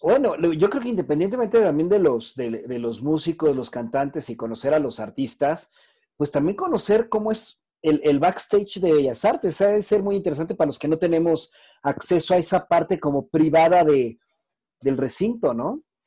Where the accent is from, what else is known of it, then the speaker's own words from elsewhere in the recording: Mexico; en México, no somos un país educado en, en, en, artes clásicas